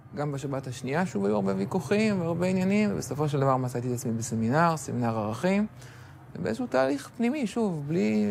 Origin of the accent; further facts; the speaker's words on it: Ra'anana, Central District, Israel; גדלתי ברעננה, אה, למדתי בתיכון אוסטרובסקי